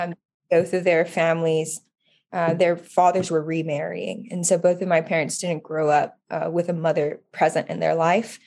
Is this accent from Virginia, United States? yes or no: no; Oahu, Hawaii, United States; now in California, United States; I grew up in, born and raised in Oahu